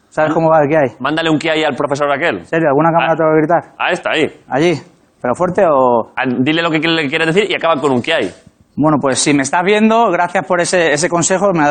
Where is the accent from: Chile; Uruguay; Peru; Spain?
Spain; Málaga, Andalusia; moved away as an adult; now in Madrid, Spain; Yo soy de Málaga, vengo a Madrid, 18 años. Todo dice, vas, deja a tus padres.